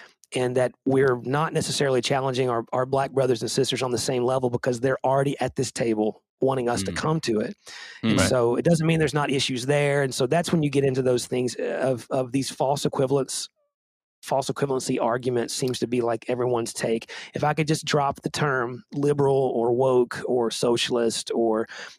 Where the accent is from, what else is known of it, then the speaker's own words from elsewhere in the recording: Nashville, Tennessee, United States; a white kid growing up in Nashville